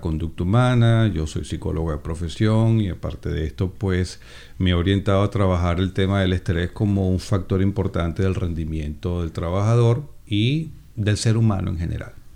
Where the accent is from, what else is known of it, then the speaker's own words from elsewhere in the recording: Venezuela; moved away; Tengo 56 años y pues, soy venezolano